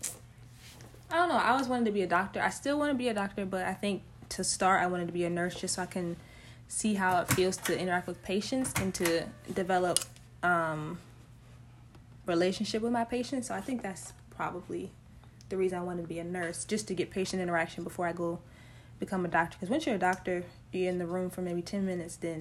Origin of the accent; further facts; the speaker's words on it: Hanover, Maryland, United States; now in Glen Burnie, United States; I'm from Hanover, Maryland. Been there all my life